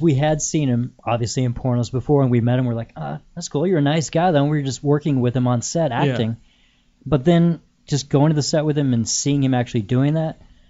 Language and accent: English; Littleton, Colorado, United States; Well, you know, I grew up in Littleton, Colorado, uh-huh.